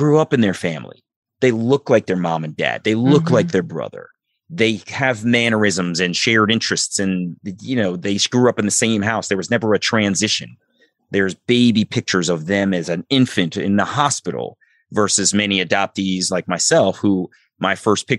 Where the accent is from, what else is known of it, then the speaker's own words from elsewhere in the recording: Columbia, Maryland, United States; also born or lived in Baltimore, Maryland; I grew up in Columbia, Maryland, and it's a very sort of mostly middle-class mixed community